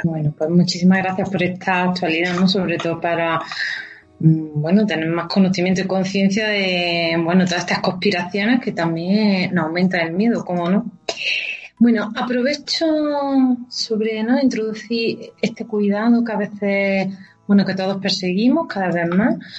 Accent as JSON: {"language": "Spanish", "town": "Baza", "region": "Andalusia", "country": "Spain", "moved": "yes", "lives_now": "Madrid, Spain", "said": "yo que soy de Baiza"}